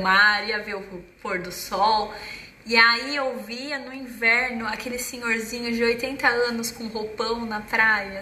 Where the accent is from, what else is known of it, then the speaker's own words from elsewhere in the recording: Brazil; moved away as an adult; now in Denmark; nós, como crescemos e vivemos no Brasil